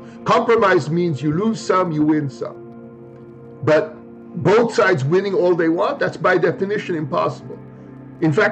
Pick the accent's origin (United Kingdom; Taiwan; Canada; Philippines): Philippines; moved away as an adult; now in United States; I grew up in the Philippines during the martial law era under Marcos